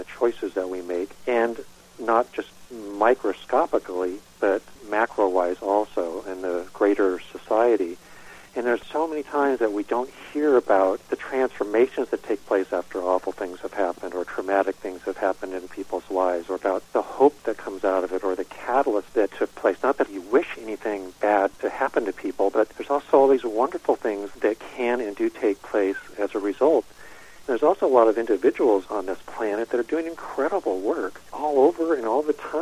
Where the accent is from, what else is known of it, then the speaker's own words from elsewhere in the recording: Northern California, United States; I grew up in Northern California, small lumber community at the time